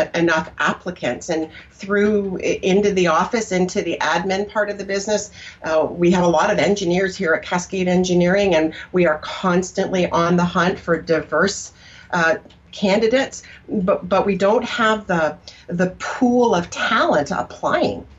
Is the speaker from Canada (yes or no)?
yes; Canada; now in United States; So I was Canadian at the time. I'm an American now